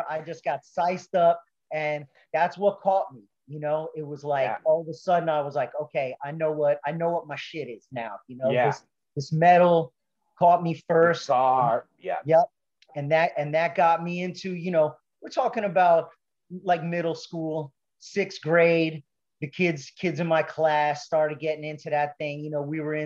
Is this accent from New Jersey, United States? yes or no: yes; Closter, New Jersey, United States; also born or lived in Manhattan, New York / Bronx, New York / Fort Lee, New Jersey; I grew up in North Jersey, pretty much, you know, middle class.